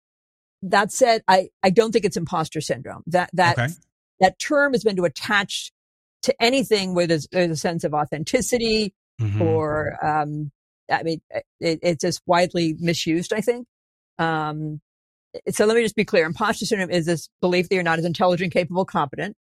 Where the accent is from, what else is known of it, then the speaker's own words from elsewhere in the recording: New England, United States; I'm from New England.